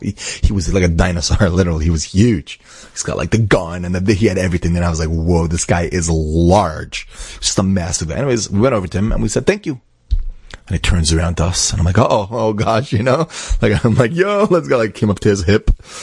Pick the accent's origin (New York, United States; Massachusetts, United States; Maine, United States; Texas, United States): New York, United States; Brooklyn; I'm from Brooklyn.